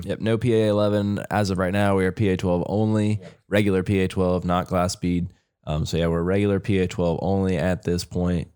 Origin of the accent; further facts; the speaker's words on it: Ohio, United States; moved away as an adult; now in North Carolina, United States; I've lived my whole life in Ohio. I moved to North Carolina in the fall.